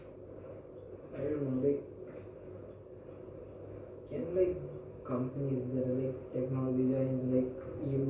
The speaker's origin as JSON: {"language": "English", "country": "India", "said": "I was from India"}